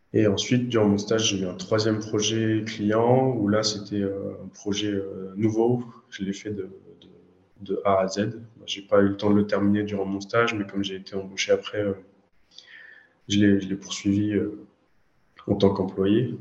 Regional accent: Orléans, Centre-Val de Loire, France; je suis d'Orléans en France, c'est euh, on va dire 100 km au sud de Paris. je suis né ici, j'ai fait mes études ici

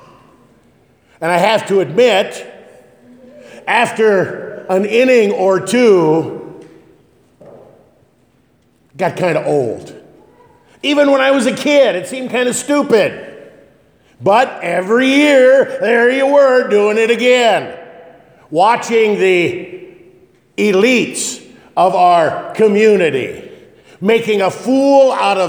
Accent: Northeast Nebraska, United States; when I was a youngster growing up in Northeast Nebraska

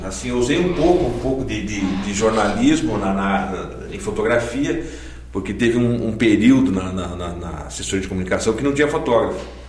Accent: São Caetano do Sul, São Paulo, Brazil; also born or lived in Campinas; a minha infância, eu morava em São Paulo, em São Caetano, e desde pequenininho a, a nossa igreja em São Caetano era a igreja metodista

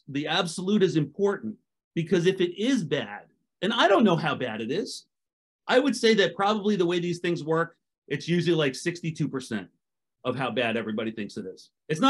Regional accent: New York, United States; I grew up in New York, guys.

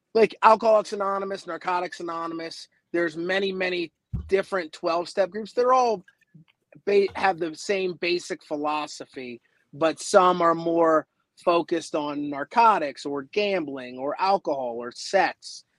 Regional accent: Baltimore, Maryland, United States; now in Los Angeles, United States; I'm originally from the Baltimore area

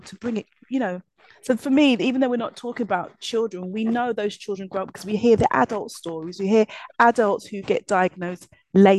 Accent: London, United Kingdom; a young black girl growing up in East London.

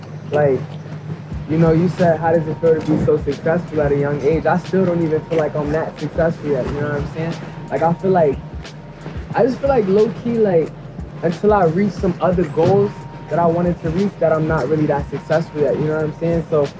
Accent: New York, United States; But I feel like for a long time, people just moving like I was from Maryland, you know what I'm saying? So they wasn't treating me like I was from New York or whatever.

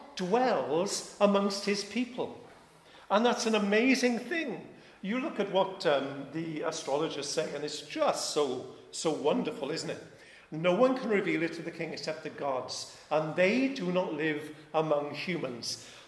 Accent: Wales, United Kingdom; I'm Welsh

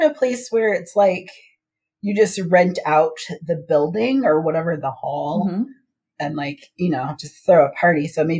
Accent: Paris, Île-de-France, France; I'm from Paris.

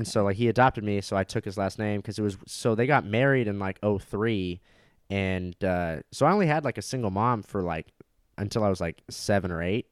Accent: Orange County, California, United States; I grew up in Orange County, California.

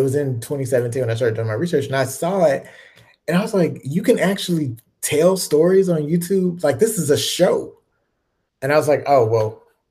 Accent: Mississippi, United States; also born or lived in Chicago, Illinois; I grew up in Mississippi, but, you know, I'm originally from Chicago

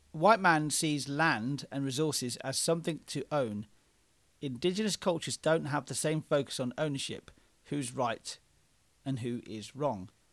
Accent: Oxford, South East England, United Kingdom; we're two white blokes who are from Oxford in England.

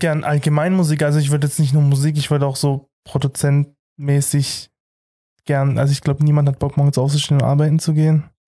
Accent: Heilbronn district, Baden-Württemberg, Germany; ich komme aus dem Kreis Heilbronn

